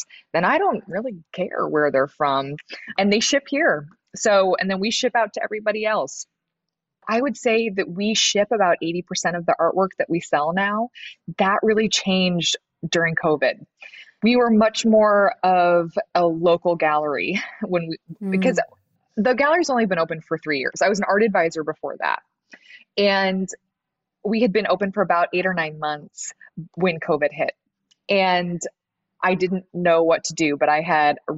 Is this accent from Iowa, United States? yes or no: yes; Des Moines, Iowa, United States; moved away as an adult; also born or lived in Los Angeles; now in Des Moines, United States; we're both from Des Moines